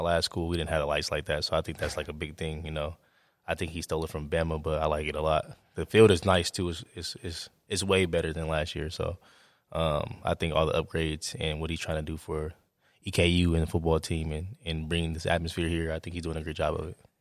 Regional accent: Oakland, California, United States; moved away; growing up in Oakland

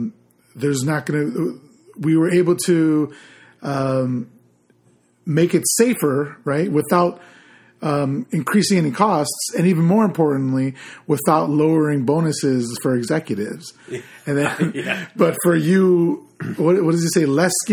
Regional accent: Chicago, Illinois, United States; But where I grew up in Chicago, Illinois

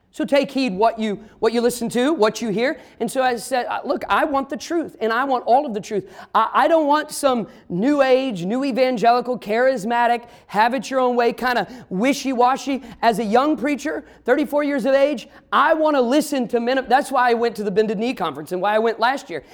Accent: Midwest, United States; I grew up in the Midwest. I'm a Midwesterner, but my family's all from the South

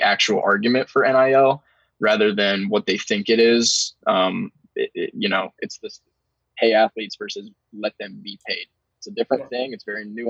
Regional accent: Ohio, United States; moved away; I'm from Ohio

